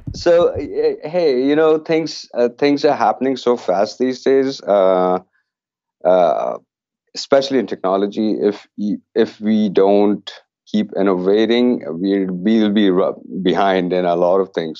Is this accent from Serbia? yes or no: no; Canada; being Canadian